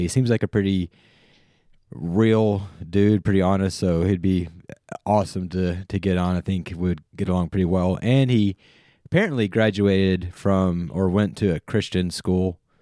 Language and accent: English; North Carolina, United States; where I grew up in North Carolina